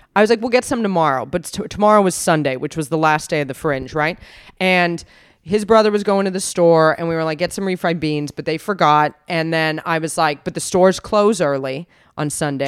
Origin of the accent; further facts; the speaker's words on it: United States; moved away; I'm from America